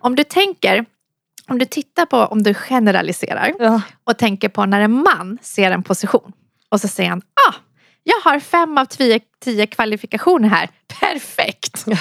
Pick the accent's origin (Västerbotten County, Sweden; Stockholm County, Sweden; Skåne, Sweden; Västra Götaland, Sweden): Stockholm County, Sweden; Solna; also born or lived in Iran; kom hit sedan jag var ett år från Iran när vi flydde kriget. Mm. Och eh, har växt upp i Solna